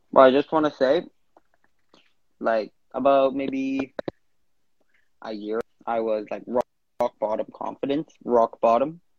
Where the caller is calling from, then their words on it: Vancouver, British Columbia, Canada; Instagram handle, … and I'm calling in from Vancouver, Canada.